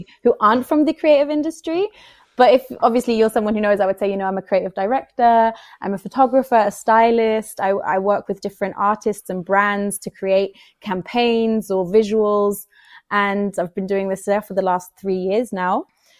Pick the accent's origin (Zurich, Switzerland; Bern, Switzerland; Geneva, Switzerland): Bern, Switzerland; moved away as an adult; now in England; I was actually born in Bern and grew up in Bern. But I always knew I wanted to go to England for an amount of my life because I've always just felt like, so it's my first language.